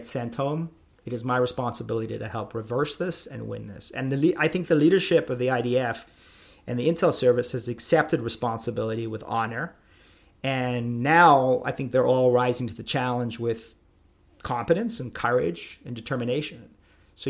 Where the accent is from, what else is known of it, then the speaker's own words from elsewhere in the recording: United States; I'm an American